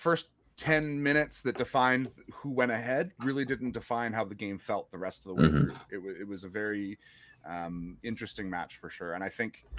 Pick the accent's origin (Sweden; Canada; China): Canada